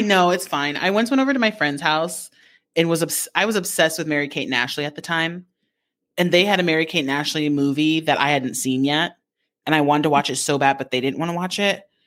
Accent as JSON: {"language": "English", "country": "Japan", "tie": "born or raised there", "said": "growing up in Japan"}